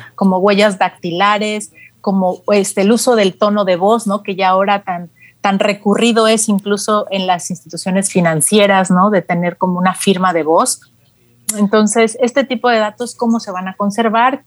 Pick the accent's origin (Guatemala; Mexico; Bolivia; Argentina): Mexico; como mexicanos usuarios de telefonía móvil